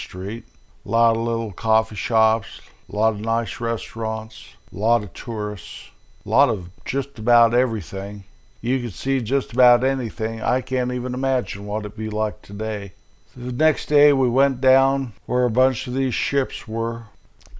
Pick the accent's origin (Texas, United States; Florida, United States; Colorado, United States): Colorado, United States; born or raised there